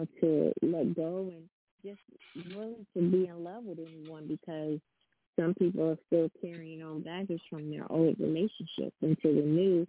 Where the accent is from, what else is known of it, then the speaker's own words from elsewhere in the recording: East Coast, United States; moved away; I'm from the East Coast